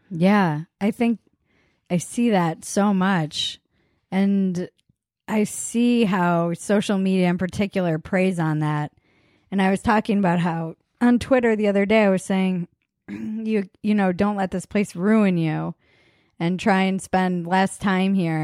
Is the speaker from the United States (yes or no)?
yes; United States; the culture you were raised in for us being American